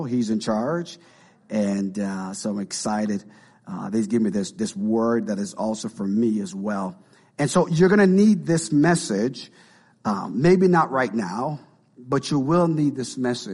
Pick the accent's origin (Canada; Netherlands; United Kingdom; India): Canada; now in Marion; we're from Canada